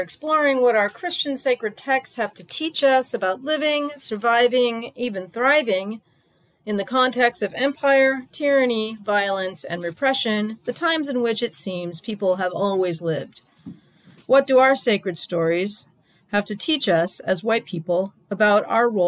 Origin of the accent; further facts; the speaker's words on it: San Francisco Bay Area, California, United States; I grew up in the San Francisco Bay Area, and I currently live in the city of Oakland